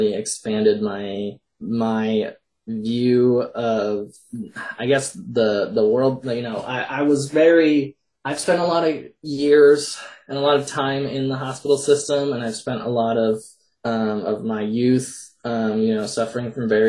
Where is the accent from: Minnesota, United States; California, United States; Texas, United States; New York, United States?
Minnesota, United States; I'm from Minnesota